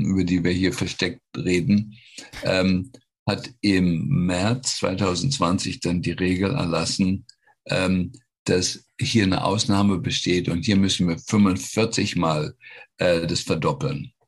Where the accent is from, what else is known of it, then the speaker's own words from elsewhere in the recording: Germany; now in United States; als Deutsche